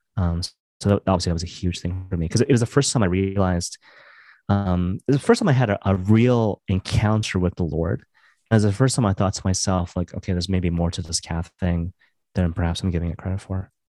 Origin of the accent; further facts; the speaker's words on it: Maple Ridge, British Columbia, Canada; moved away as an adult; also born or lived in Vancouver / Halifax; now in Toronto, Canada; I grew up in Maple Ridge, and I, I, I moved to Vancouver, um, kinda later on